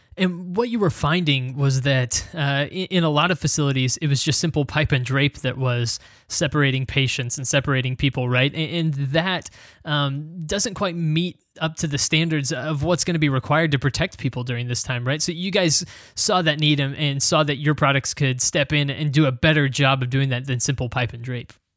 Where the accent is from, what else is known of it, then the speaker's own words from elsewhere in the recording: United States; as an American